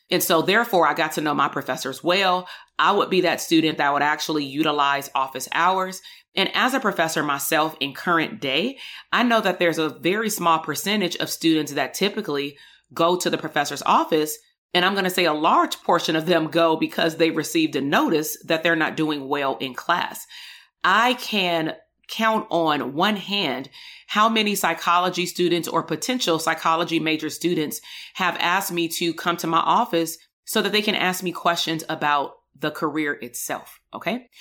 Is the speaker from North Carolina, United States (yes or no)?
no; Compton, California, United States; also born or lived in Portland, Oregon; between the ages of about nineteen eighty-two until nineteen ninety-eight, I attended K through twelve school in the Compton Unified School District